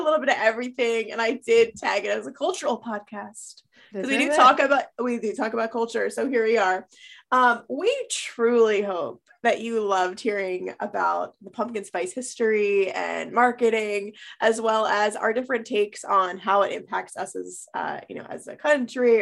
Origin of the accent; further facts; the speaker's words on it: Pennsylvania, United States; moved away; my home state, your current state of Pennsylvania